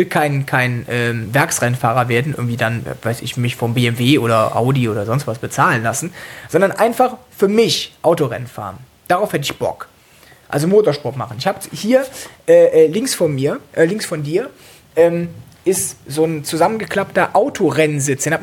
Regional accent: Cologne, North Rhine-Westphalia, Germany; Äh, ich komme aus Köln, das heißt, ich von klein auf höre ich Karnevalsmusik. Da habe ich auch angefangen zu, zu singen.

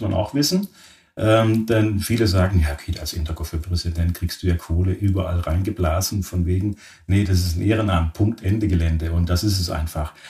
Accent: Oberharmersbach, Baden-Württemberg, Germany; moved away; meine Eltern ein Friseurgeschäft hatten, mitten im Schwarzwald in einem sehr idyllischen kleinen Ort namens Oberharemersbach. Das ist in der Nähe von Offenburg

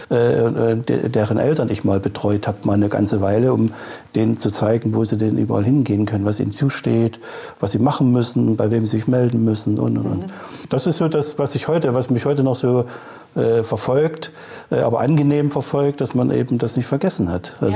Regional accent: Chemnitz, Saxony, Germany; born there; now in Hamburg, Germany; Ich bin gebürtiger Chemnitzer.

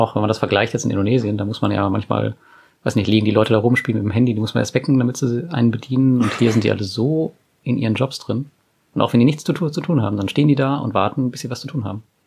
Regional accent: Germany

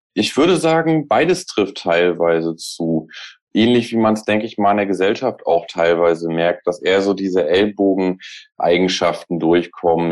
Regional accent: Rostock, Mecklenburg-Vorpommern, Germany; now in Hamburg, Germany; Aus dem Norden auch, mhm. mhm. also aus Rostock

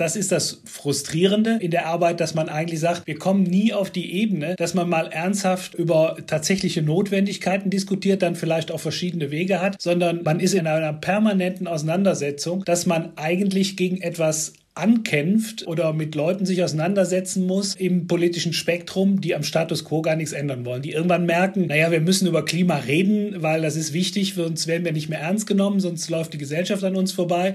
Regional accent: Heimbach, North Rhine-Westphalia, Germany; born or raised there

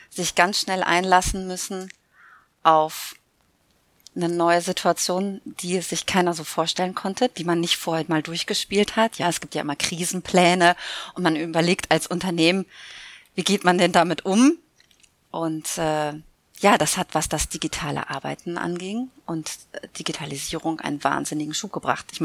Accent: Münster, North Rhine-Westphalia, Germany; born there; now in Cologne, Germany; Genau, in Köln verortet, aber gebürtige Münsteranerin.

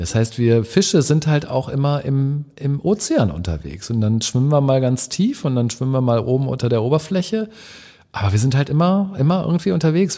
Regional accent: near Hanover, Lower Saxony, Germany; moved away as an adult; also born or lived in Cologne; now in Hamburg, Germany; ich bin in der Nähe von Hannover groß geworden, also ich bin Norddeutsch

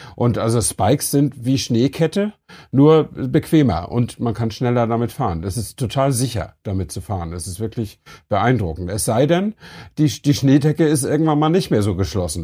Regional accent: Flensburg, Schleswig-Holstein, Germany; ich stamme ja aus Flensburg

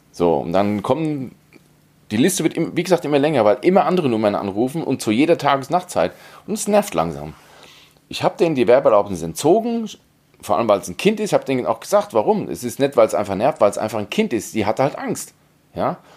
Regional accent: Hesse, Germany; da fällt man als Hesse dran vorbei.

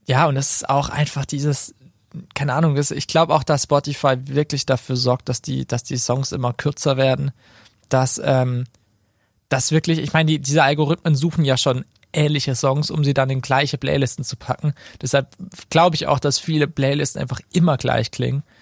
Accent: Karlsruhe, Baden-Württemberg, Germany; now in Fellbach, Germany; ich komme aus Krötzing.

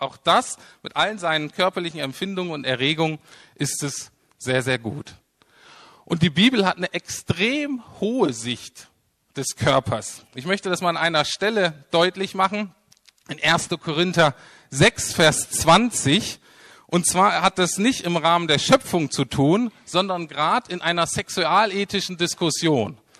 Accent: Germany; wir als Deutsche

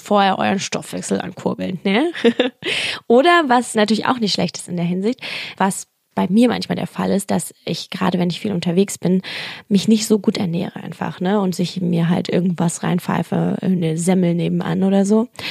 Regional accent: Berlin, Germany; ich bin ja auch Berliner

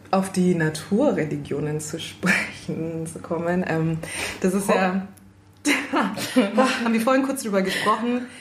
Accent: Guinea; German is a second language; Ganz genauso. Also auch bei uns in Guinea.

